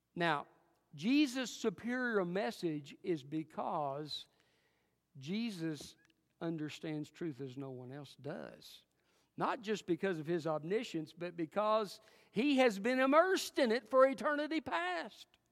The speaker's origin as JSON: {"language": "English", "town": "Alcoa", "region": "Tennessee", "country": "United States", "tie": "born or raised there", "also_born_or_lived": "Jefferson City, Tennessee", "said": "I was raised most of my growing up years in Alcoa, Tennessee."}